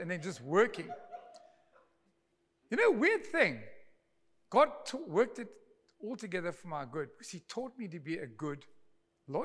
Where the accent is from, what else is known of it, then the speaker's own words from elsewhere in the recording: Durban, KwaZulu-Natal, South Africa; moved away as an adult; also born or lived in Pretoria; I was from Durbs